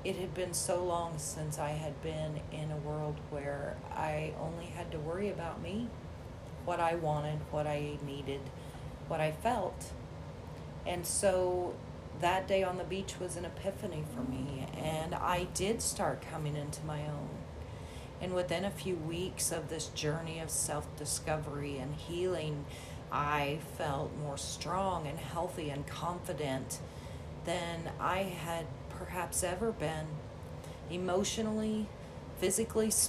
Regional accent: Midwest, United States; also born or lived in St. Thomas, US Virgin Islands; as a Midwesterner

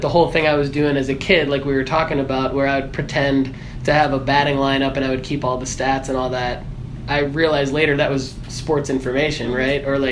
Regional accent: Michigan, United States; I'm originally from Michigan

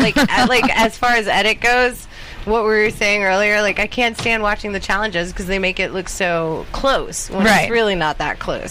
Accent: the South, United States; now in Los Angeles, United States; I came from the South

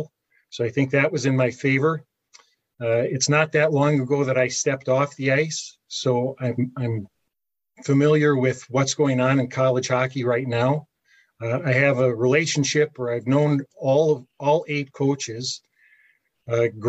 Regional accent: Calumet, Michigan, United States; I grew up in Calumet

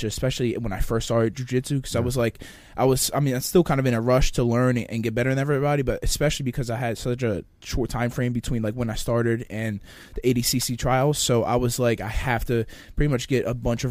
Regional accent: Clayton, New Jersey, United States; I'm from Clayton, New Jersey. Okay. It's Gloucester County

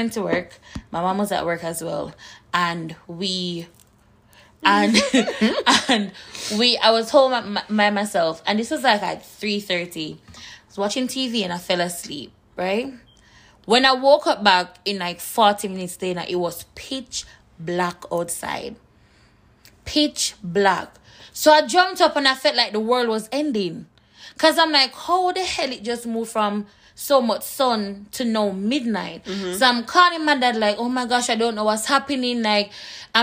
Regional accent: Jamaica; moved away as an adult; also born or lived in South Jersey, United States; now in New Jersey, United States; I'm mostly Jamaican. Everything live, breathe, sleep, eat Jamaican.

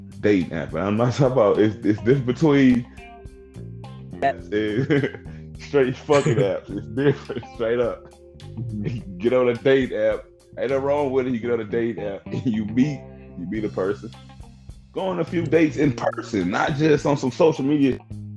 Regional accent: Midwest, United States; I'm from the Midwest

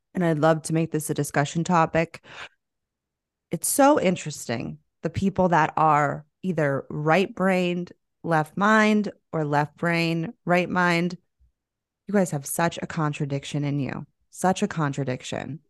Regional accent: Florida, United States; moved away; I'm literally from Florida. I lived there

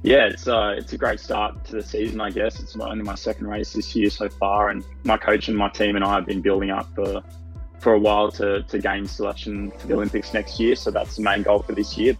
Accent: Gold Coast, Queensland, Australia; I'm a triathlete from the Gold Coast

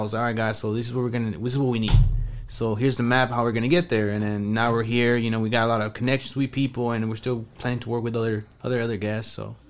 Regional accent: Irving, Texas, United States; Bro, we came from Irving, so Irving doesn't have anything, bro.

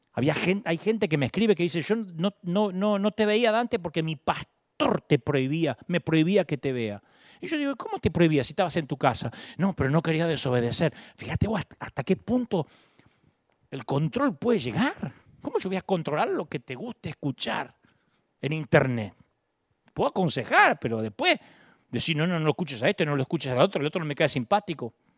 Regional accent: Argentina; moved away

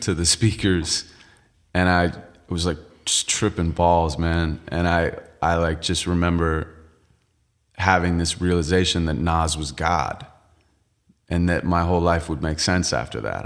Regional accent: Santa Monica, California, United States; I'm from L A, and, uh, I was born and raised in Santa Monica.

